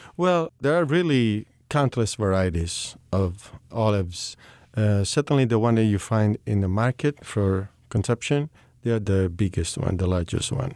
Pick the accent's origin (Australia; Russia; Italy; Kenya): Italy; Sicily; as I'm coming from Sicily, we grew up in, in olive oil